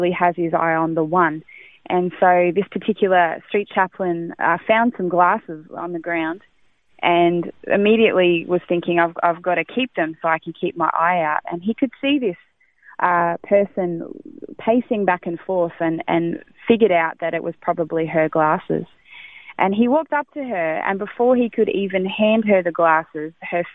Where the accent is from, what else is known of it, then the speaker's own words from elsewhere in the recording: country Victoria, Australia; moved away as an adult; now in Gold Coast, Australia; I have been in this city for 20 years. I come from Country Vic, moved here 20 years ago